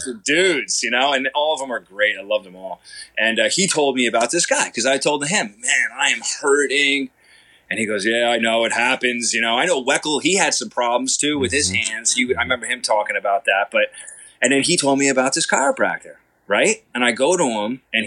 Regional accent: Long Island, New York, United States; moved away as an adult; also born or lived in Los Angeles; I grew up here in Long Island, on the eastern end of Long Island, until I was 18. Then I moved

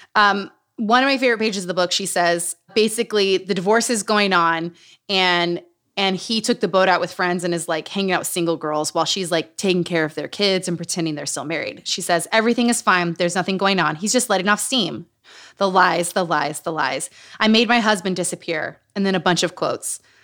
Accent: Utah, United States; moved away; also born or lived in New Mexico / Los Angeles; Growing up in Utah.

